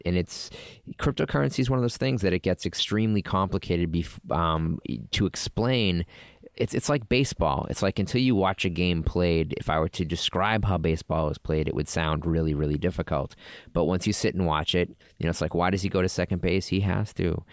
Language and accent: English; Boston, Massachusetts, United States; I'm from Boston